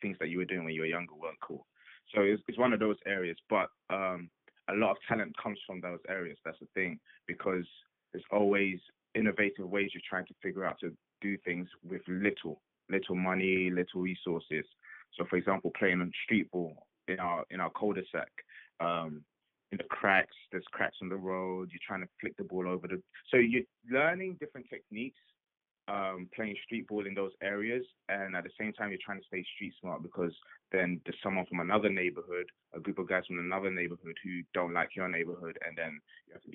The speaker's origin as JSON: {"language": "English", "town": "Croydon", "region": "London", "country": "United Kingdom", "tie": "born or raised there", "moved": "as an adult", "lives_now": "United States", "said": "I'm from Croydon, a place in South London where it's basically where I grew up, and I've lived most of my life until I moved over to here to the States."}